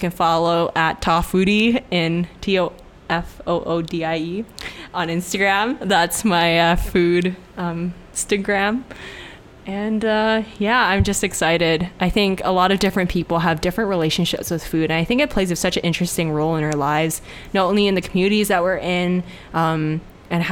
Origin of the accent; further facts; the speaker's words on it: Hong Kong; moved away; growing up in Hong Kong